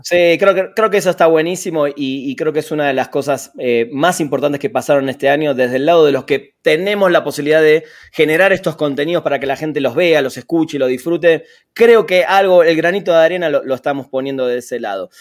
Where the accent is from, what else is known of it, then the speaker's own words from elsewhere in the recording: Argentina; yo soy de Argentina